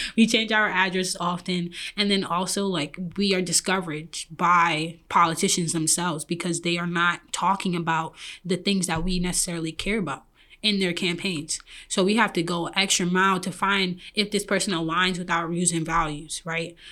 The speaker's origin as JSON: {"language": "English", "town": "New York City", "region": "New York", "country": "United States", "moved": "as an adult", "lives_now": "Detroit, United States", "said": "I'm originally from Brooklyn, New York"}